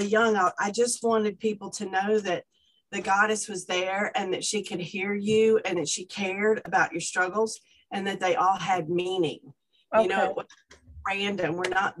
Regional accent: Atlanta, Georgia, United States; now in Seattle, United States; I'm from Atlanta. You can tell by the accent. I'm not from here.

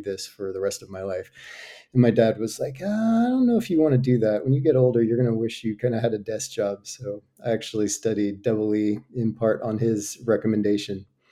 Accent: outside of DFW, Texas, United States; moved away as an adult; also born or lived in Virginia, United States; now in Madrid, Spain; we moved to Texas outside of D F W, where, um, at nine, I guess, when I was nine. And so grew up in Texas

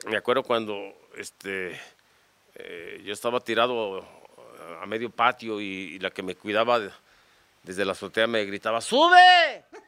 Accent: Guadalajara, Jalisco, Mexico; yo nací aquí en Javier Mina 324, entre Abascal y Sausa y Mariano Jiménez.

